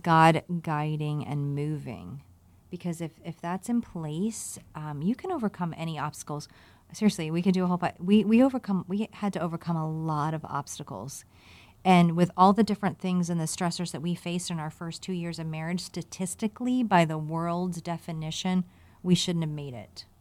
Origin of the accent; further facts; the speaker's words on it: Virginia, United States; growing up in Virginia